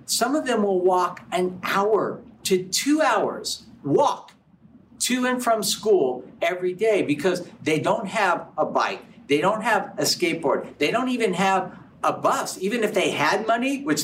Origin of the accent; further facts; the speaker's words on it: United States; growing up in America